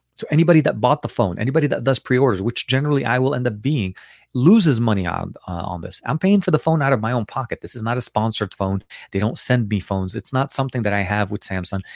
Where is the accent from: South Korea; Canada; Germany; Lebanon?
Lebanon; now in Los Angeles, United States; I was born in Lebanon, so I speak obviously Arabic